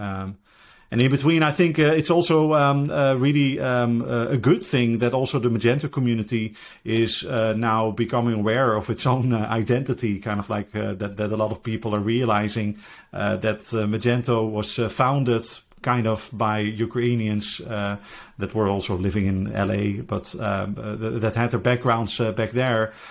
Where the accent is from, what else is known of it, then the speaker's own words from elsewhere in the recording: Netherlands; I'm from the Netherlands